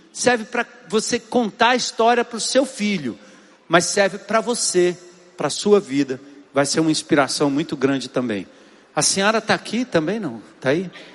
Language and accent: Portuguese; São Paulo, Brazil; now in Fortaleza, Brazil; eu sou lá da zona norte de São Paulo